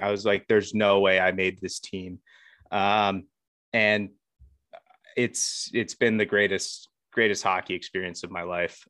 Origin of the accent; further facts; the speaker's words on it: Baltimore, Maryland, United States; I'm from the Baltimore area. Um, grew up around here.